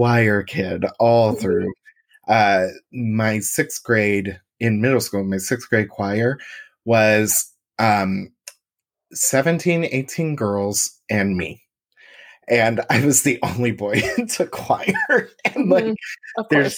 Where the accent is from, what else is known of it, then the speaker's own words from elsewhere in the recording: Franklin, Indiana, United States; I'm from Franklin, Indiana